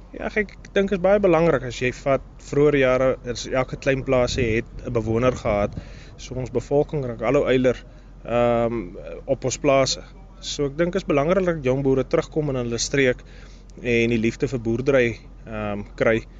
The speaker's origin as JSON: {"language": "Afrikaans", "area": "Britstown / Strydenburg", "region": "Northern Cape", "country": "South Africa", "said": "ek uh, kom maar oorspronklik van Britse in Strydenburg. Ons familieplaas lê nog steeds tussen Britse en Strydenburg."}